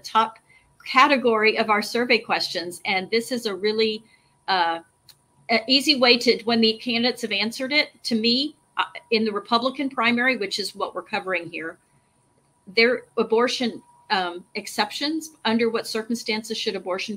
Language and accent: English; Texas, United States; I'm from Texas